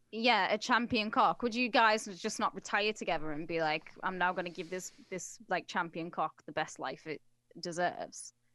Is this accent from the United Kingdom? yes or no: yes; England, United Kingdom; I'm English